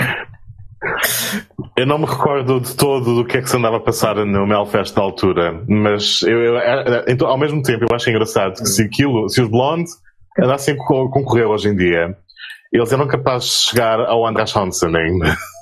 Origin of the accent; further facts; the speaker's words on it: Azores, Portugal; como açorianos